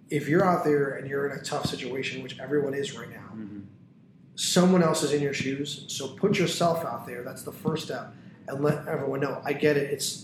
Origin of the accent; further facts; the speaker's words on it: Tampa, Florida, United States; If you live in North Tampa and I live in South Tampa, but I grew up in North Tampa, so I know the mall there.